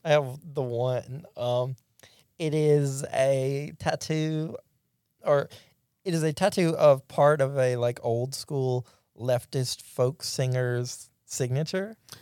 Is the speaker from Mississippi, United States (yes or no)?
yes; Pulaski, Mississippi, United States; now in Jackson, United States; I grew up in Pulaski